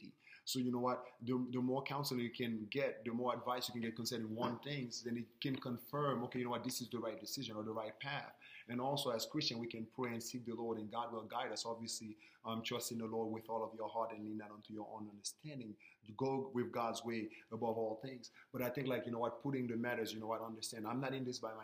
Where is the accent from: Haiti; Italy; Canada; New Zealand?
Haiti; I'm from Haiti